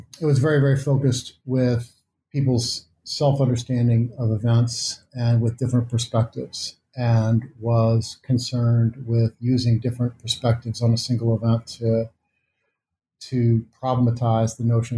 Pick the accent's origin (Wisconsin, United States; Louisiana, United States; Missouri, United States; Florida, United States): Missouri, United States; moved away; I am from Missouri